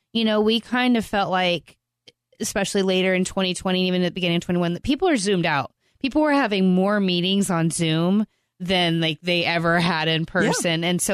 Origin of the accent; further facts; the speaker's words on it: Florida, United States; now in Farmers Branch, United States; I'm from Florida.